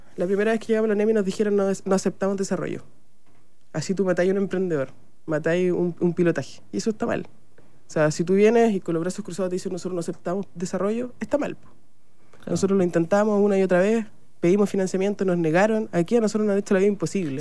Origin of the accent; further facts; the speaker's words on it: Chile; also born or lived in Viña del Mar; Soy la primera chilena a estar en la lista del MIT Innovator